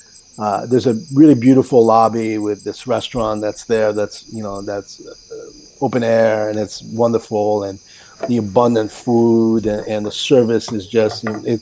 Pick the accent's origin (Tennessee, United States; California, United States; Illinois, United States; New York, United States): California, United States; Newport Beach; they don't care that I'm from Newport Beach.